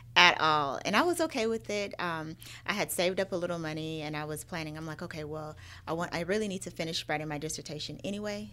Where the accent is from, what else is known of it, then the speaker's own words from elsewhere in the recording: Phoenix, Arizona, United States; moved away as an adult; also born or lived in Miami / Louisiana; now in Atlanta, United States; born and raised in Arizona, in Phoenix, that's where all of my family is